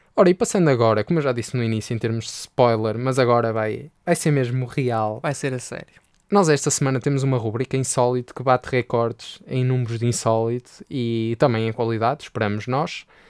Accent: Portugal; also born or lived in north of Portugal; eu, enquanto português

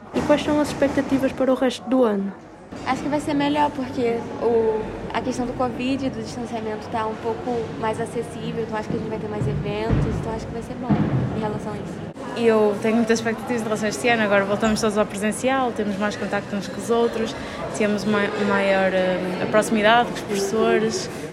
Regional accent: Granada, Andalusia, Spain; Portuguese is a second language; moved away as an adult; now in Porto, Portugal; sou de Granada, que está ao sul da Espanha

